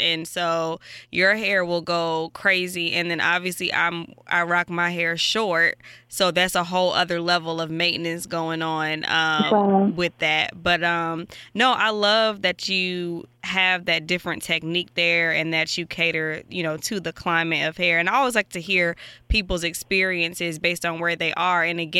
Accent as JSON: {"language": "English", "town": "Atlanta", "region": "Georgia", "country": "United States", "tie": "born or raised there", "also_born_or_lived": "Providence, Rhode Island / Washington, D.C.", "said": "I'm originally from Providence, Rhode Island, but I grew up in Atlanta. And my mom's from D.C., and I also live there as well."}